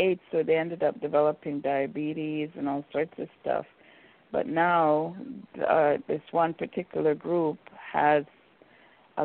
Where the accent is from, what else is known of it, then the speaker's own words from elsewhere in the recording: Jamaica; moved away; also born or lived in Vancouver; being Jamaican